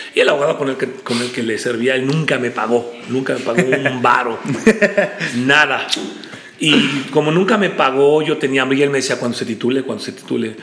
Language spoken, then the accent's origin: Spanish; State of Mexico, Mexico; nací en la Ciudad de México y mis padres fueron a vivir muy pronto a, la parte del Estado de México. La Ciudad de México está junta con el Estado de México. Y yo realmente desarrollé toda mi infancia, toda mi juventud en el Estado de México